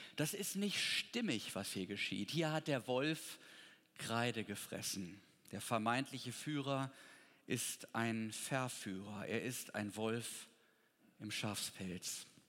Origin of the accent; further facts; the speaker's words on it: Potsdam, Brandenburg, Germany; Ich komme ja aus Potsdam